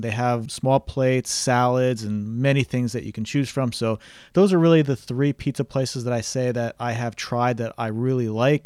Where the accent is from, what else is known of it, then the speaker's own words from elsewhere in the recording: New Jersey, United States; moved away as an adult; also born or lived in New York City; now in Miami Beach, United States; I grew up in New Jersey